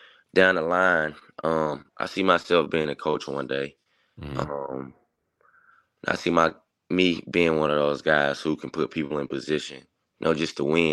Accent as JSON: {"language": "English", "town": "Augusta", "region": "Georgia", "country": "United States", "tie": "born or raised there", "said": "I'm a kid from Augusta"}